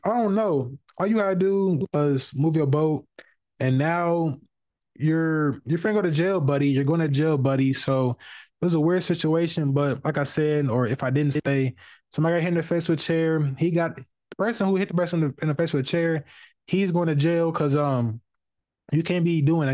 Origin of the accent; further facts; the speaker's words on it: Indianapolis, Indiana, United States; I'm from the West Side of Indianapolis.